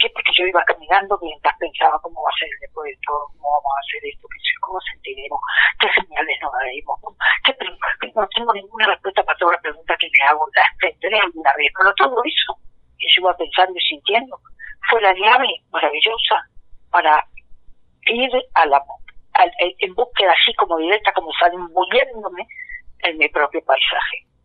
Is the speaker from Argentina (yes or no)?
yes; Mesopotamia, Argentina; now in Buenos Aires, Argentina